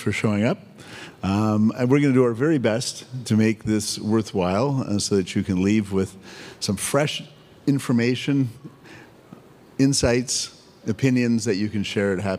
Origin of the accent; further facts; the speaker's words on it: Canada; I'm Canadian, I say niches, not niches